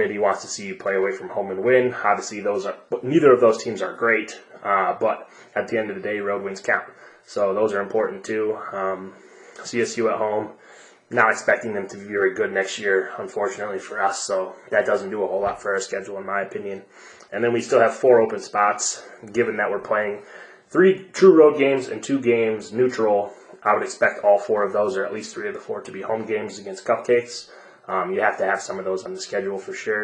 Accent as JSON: {"language": "English", "region": "Ohio", "country": "United States", "tie": "born or raised there", "moved": "yes", "lives_now": "Colorado, United States", "said": "I'm from Ohio"}